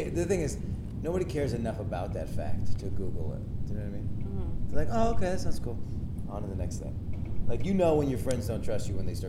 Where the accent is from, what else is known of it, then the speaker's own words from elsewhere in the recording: New York, United States; I'm from New York.